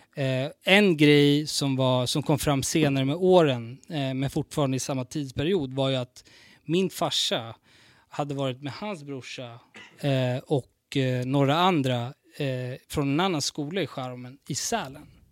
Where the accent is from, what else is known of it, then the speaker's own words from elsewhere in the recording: Stockholm, Stockholm County, Sweden; jag är från Vårberg